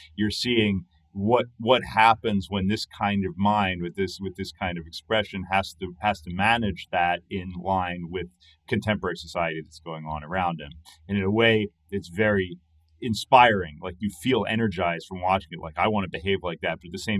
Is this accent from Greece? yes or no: no; England, United Kingdom; Because I grew up in England, of course